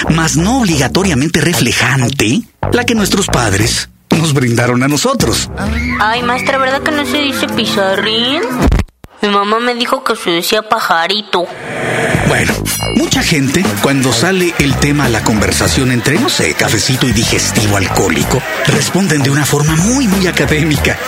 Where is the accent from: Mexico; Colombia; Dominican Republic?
Mexico